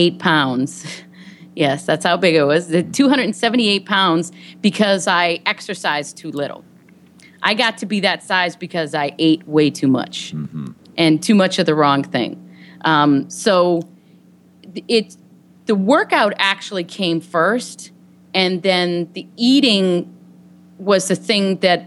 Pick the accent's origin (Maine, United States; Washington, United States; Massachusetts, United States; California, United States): Massachusetts, United States; Boston; now in Los Angeles, United States; I'm originally from the Boston area